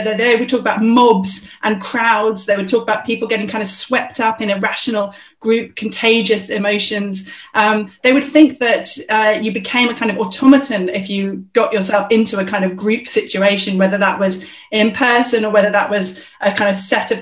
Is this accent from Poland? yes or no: no; London, United Kingdom; I'm a South Londoner